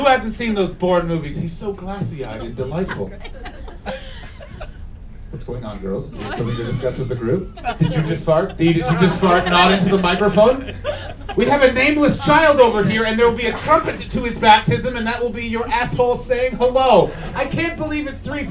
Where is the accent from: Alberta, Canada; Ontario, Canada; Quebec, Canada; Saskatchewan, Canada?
Ontario, Canada; Ottawa; I'm from Canada